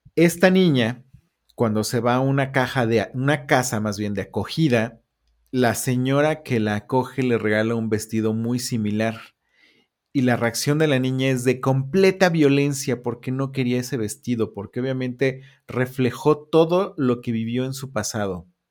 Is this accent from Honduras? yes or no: no; Puebla, Mexico; Nosotros somos de la Ciudad de Puebla.